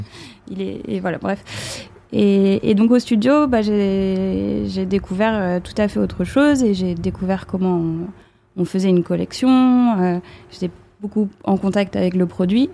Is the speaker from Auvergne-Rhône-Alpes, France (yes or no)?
no; Brest, Brittany, France; J'ai grandi à Brest